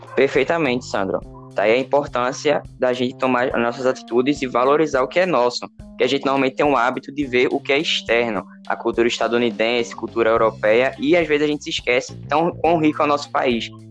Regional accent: Northeast Region, Brazil; accent: Nordestino; a gente pensa, ou outras pessoas pensam que a gente tem um dialeto, né, nordestino, mas na verdade não, é um sotaque

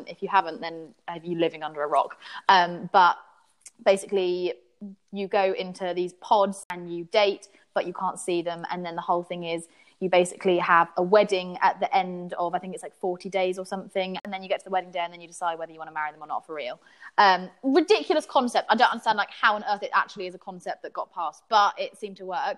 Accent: England, United Kingdom; as English people

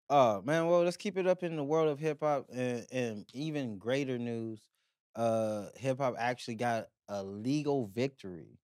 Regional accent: Pomona, California, United States; growing up in Pomona, walking to school, I remember being on the north side

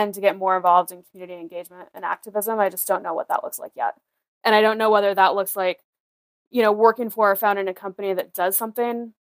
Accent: rural Iowa, United States; born or raised there

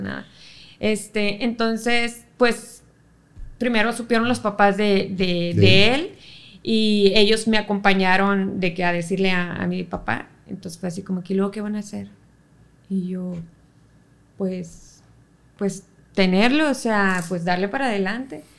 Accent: Monterrey, Nuevo León, Mexico; De, Monterrey, sí, yo soy aquí regia, regia. Un 6 de enero del 95

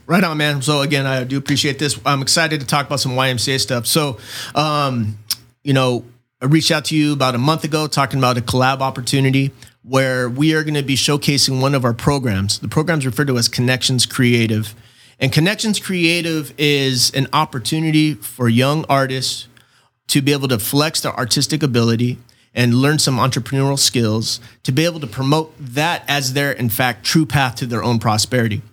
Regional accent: Chula Vista, California, United States; born and raised in Chula Vista, nineteen seventy-eight, August twentieth

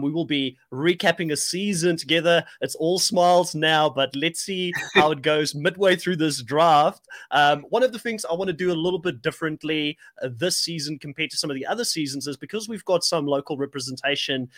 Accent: South Africa; moved away as an adult; I am a South African, but I'm an expat. I've lived out of South Africa for 15 years

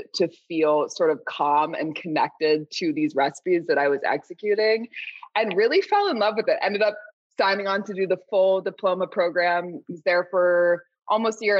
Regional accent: Southern California, United States; I grew up in Southern California

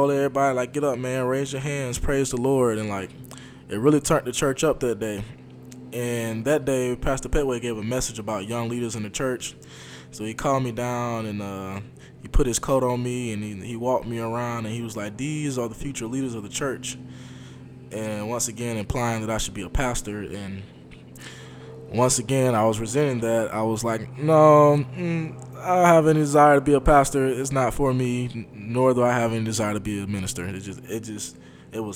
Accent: Montgomery, Alabama, United States; I grew up in Montgomery, Alabama, and my home church back home is Maggie Street

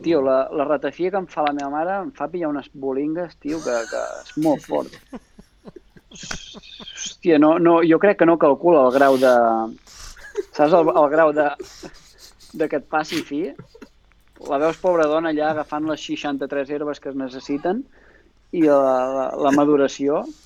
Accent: Vidreres, Catalonia, Spain; now in Quart, Spain; estic empadronat a Vidreres, sóc de Vidreres

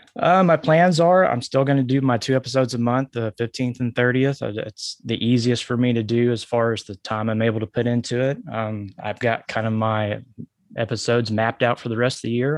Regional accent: Arkansas, United States; born or raised there

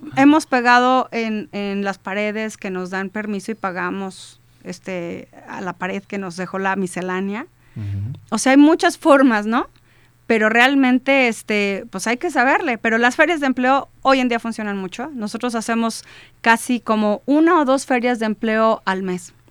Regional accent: Celaya, Guanajuato, Mexico; somos de Celaya y si ves un 461 garantizas que eres de Celaya

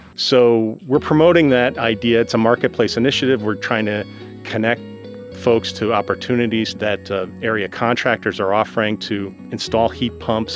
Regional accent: the Catskills, New York, United States; When I was growing up in the Catskills, and this is, we're talking like 1970s here

